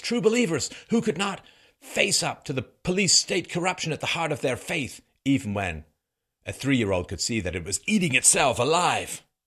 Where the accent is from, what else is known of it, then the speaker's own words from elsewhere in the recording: England, United Kingdom; also born or lived in Ireland / Africa; now in Canada; I was born in Ireland. I grew up in England, spent a little bit of time in Africa, live in Canada